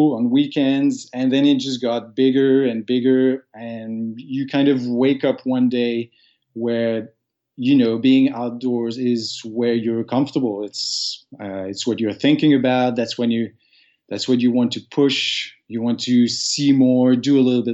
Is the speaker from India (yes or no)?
no; Sherbrooke, Quebec, Canada; English is a second language; moved away as an adult; now in Montreal, Canada; I grew up in Sherbrooke, which is just about an hour and a half from here